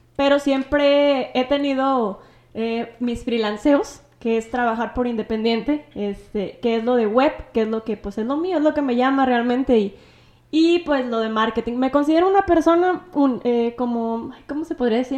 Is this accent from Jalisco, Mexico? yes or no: yes; Tepehuaje, Jalisco, Mexico; aquí del pueblo de, de Tepehuaje, que es de donde soy yo